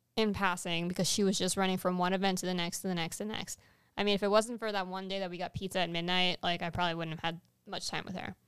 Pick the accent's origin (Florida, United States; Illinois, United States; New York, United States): Florida, United States; South; we are from South Florida